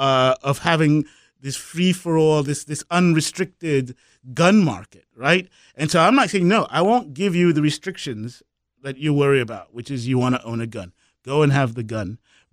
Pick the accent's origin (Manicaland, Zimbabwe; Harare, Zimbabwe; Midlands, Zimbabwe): Midlands, Zimbabwe; Kwekwe; now in United States; I'm from Zimbabwe originally. I was born in an African-only hospital in what was the mining town in Zimbabwe. It was called Kwekwe